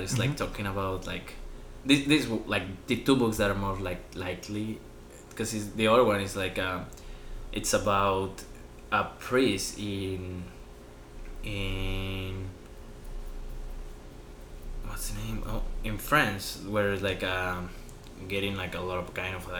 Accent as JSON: {"language": "English", "town": "Guadalajara", "region": "Jalisco", "country": "Mexico", "second_language": "English", "moved": "as an adult", "lives_now": "Newport, United States", "said": "I'm from Mexico"}